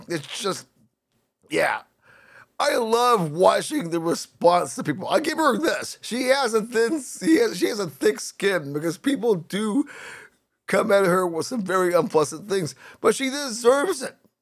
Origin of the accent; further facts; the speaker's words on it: Northern California, United States; I grew up in Northern California